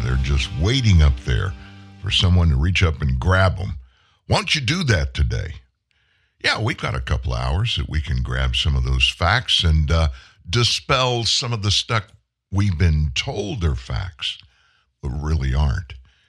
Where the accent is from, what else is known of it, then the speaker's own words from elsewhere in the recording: the South, United States; accent: Southern; Do you notice how I say that, pronounce the day of the week? I'm from the South. It's Thursday. It's not Thursday. Well, it is Thursday, but I'm from the South.